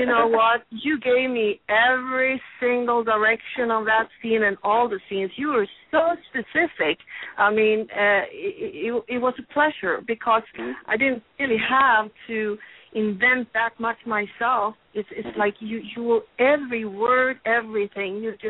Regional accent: Sweden; now in Los Angeles, United States; I'm obviously from Sweden

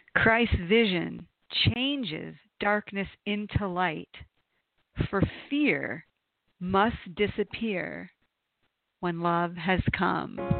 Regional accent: Toledo, Ohio, United States; growing up in Toledo, Ohio

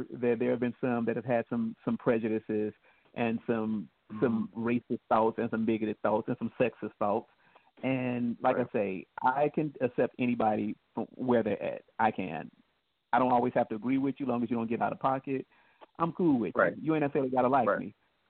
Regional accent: Midwest, United States; And because I'm from the Midwest, we had all four seasons, and I took care of the lawns at $40 a pop.

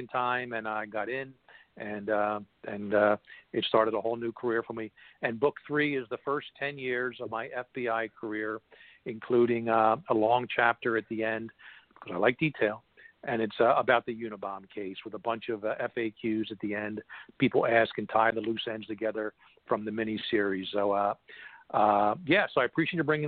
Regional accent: Philadelphia, Pennsylvania, United States; my hometown of Philadelphia

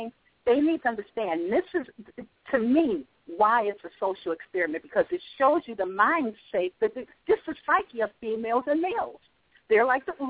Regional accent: Chicago, Illinois, United States; now in North Carolina, United States; I'm from Chicago, represent, but I live in North Carolina now

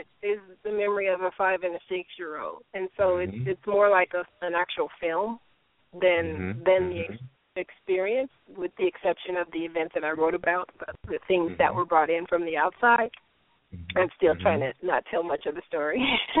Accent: Detroit, Michigan, United States; For me, it was pretty good. I had those experiences that I had that kind of left an impact on me, but for the most part, I had a good childhood.

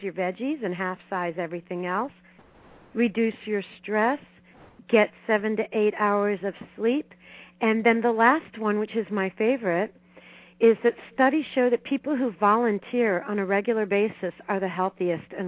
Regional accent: Miami, Florida, United States; I grew up in Miami

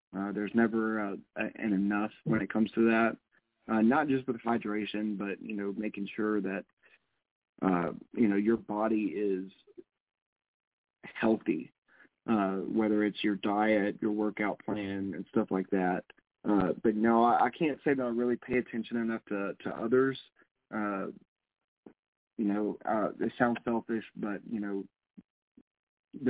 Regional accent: the South, United States; I'm from the South

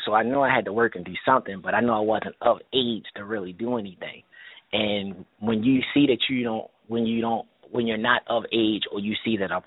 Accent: Baltimore, Maryland, United States; I grew up in Baltimore, Maryland

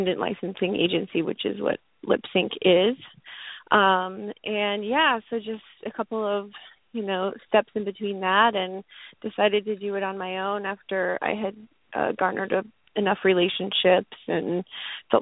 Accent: Nashville, Tennessee, United States; moved away; I'm from Tennessee. I'm from Nashville

